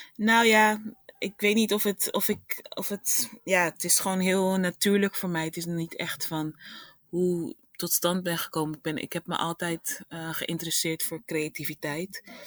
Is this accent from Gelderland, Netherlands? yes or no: no; Rotterdam, South Holland, Netherlands; ik ben afkomstig uit Rotterdam.